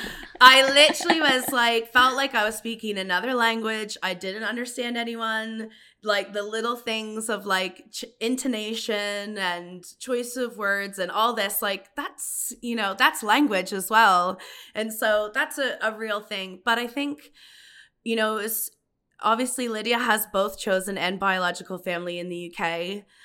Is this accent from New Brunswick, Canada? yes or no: no; Paris, Ontario, Canada; also born or lived in United Kingdom; now in Ottawa, Canada; I'm from Paris, Canada.